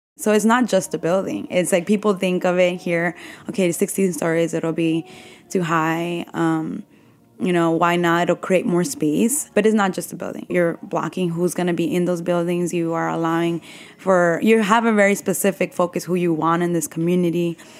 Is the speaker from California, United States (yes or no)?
no; New York City, New York, United States; I grew up in Bushwick